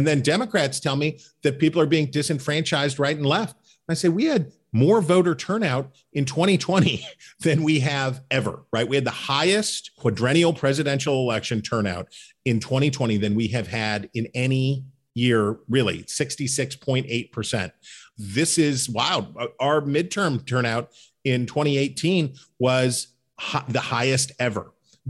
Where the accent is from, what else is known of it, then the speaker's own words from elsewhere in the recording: Central Appalachia, United States; And obviously I'm from Central Appalachia it's not all sunshine and unicorns. There's problems and opioid addiction and dislocation of communities and all that stuff.